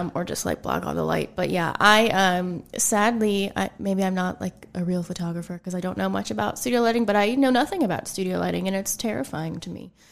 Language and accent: English; Ligonier, Pennsylvania, United States; moved away as an adult; also born or lived in New Kensington, Pennsylvania / Pittsburgh; now in Greensburg, United States; I was born in New Kensington, um, and then, you know, mm, how old was I when I moved to Ligonier? Um, I don't know, I was in, like, second grade.